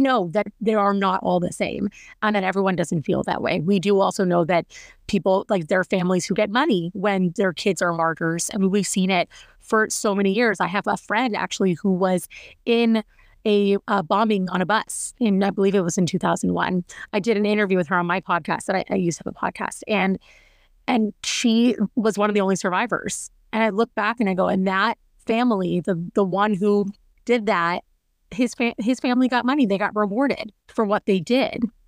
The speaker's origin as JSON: {"language": "English", "region": "Washington", "country": "United States", "said": "I'm from Washington State"}